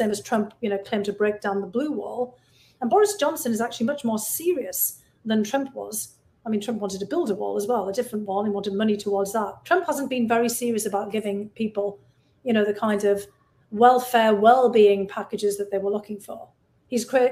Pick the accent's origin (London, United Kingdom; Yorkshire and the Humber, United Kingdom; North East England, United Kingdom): North East England, United Kingdom; Bishop Auckland; moved away as an adult; now in United States; Bishop Auckland, my hometown.